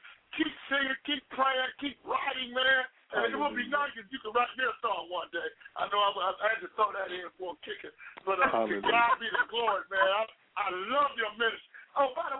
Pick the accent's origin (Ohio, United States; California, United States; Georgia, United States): Ohio, United States; Cleveland; also born or lived in Columbus, Ohio; I'm from Cleveland, Ohio